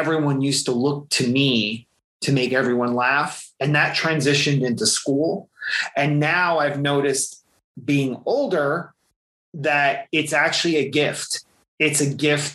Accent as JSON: {"language": "English", "region": "central New Jersey", "country": "United States", "tie": "born or raised there", "said": "I grew up in central New Jersey"}